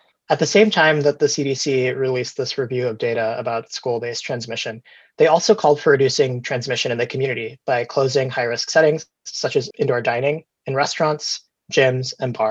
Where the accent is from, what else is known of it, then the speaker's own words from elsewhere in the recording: Wisconsin, United States; my home state of Wisconsin